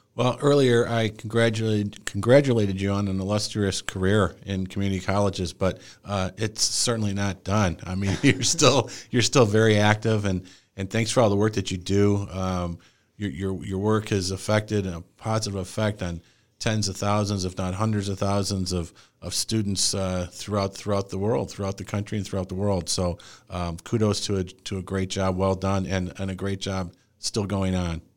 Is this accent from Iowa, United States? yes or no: no; Joliet, Illinois, United States; moved away; I'm originally from, I was born in Joliet, Illinois